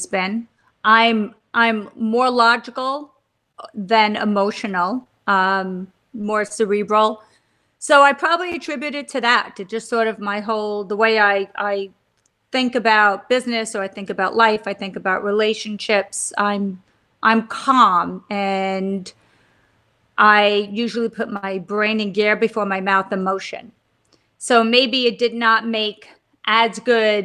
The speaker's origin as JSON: {"language": "English", "town": "Stony Brook", "region": "New York", "country": "United States", "tie": "born or raised there", "lives_now": "New York City, United States", "said": "I grew up on Long Island in Stony Brook."}